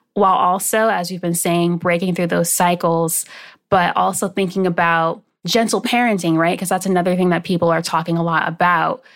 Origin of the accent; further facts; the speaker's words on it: West Palm Beach, Florida, United States; also born or lived in Maryland; Then we moved from Maryland, when I, where I was born, down to West Palm Beach, Florida. And so I was raised in my grandfather's home